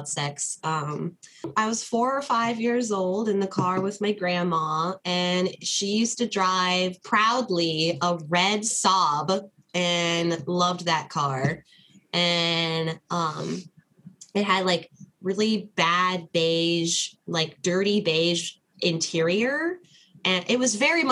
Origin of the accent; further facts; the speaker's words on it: Ohio, United States; growing up in Ohio, which is where I grew up